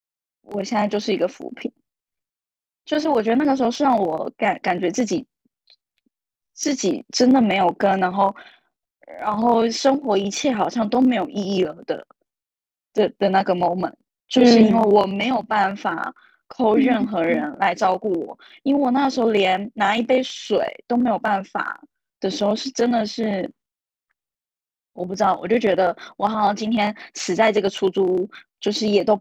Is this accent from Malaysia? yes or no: no; Taiwan; moved away as an adult; now in Shanghai, China; 因为我是从台湾来大陆工作的嘛，然后我在这里也没有家人，